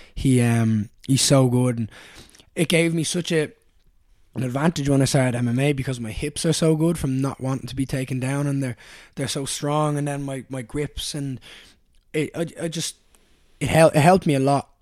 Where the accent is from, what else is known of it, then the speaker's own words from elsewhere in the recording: Dublin, Leinster, Ireland; I grew up in Raheny